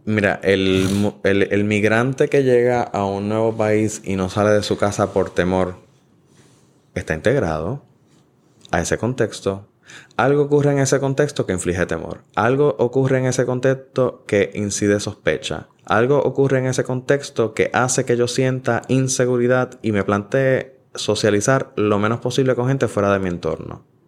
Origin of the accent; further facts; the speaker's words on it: Puerto Rico; nosotros como puertorriqueños